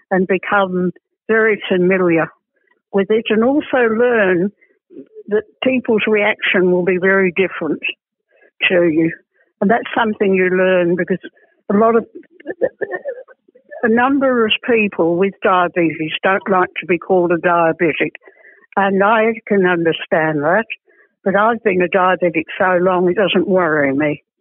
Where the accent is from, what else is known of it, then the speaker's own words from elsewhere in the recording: England, United Kingdom; moved away; I was born in England. I've been back to England about six times